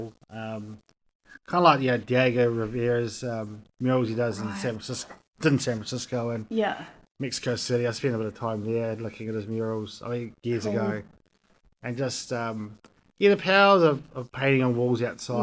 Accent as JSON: {"language": "English", "region": "Wellington", "country": "New Zealand", "tie": "born or raised there", "said": "I grew up in Newlands"}